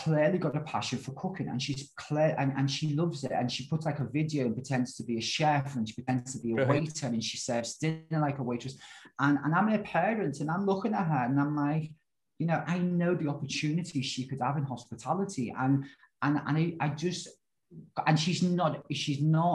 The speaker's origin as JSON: {"language": "English", "country": "United Kingdom", "said": "I am a British lad"}